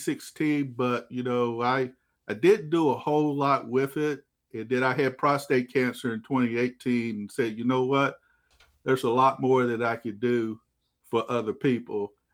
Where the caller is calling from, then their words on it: Waxahachie, Texas, United States; Down in Texas, Waxahachie, Texas, just a little south of Dallas County.